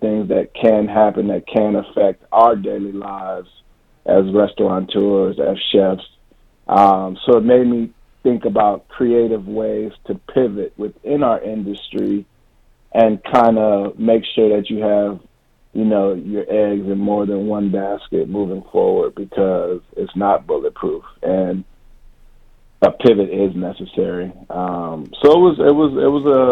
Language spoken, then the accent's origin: English; Ypsilanti, Michigan, United States; now in Los Angeles, United States; I was born and raised in Ypsilanti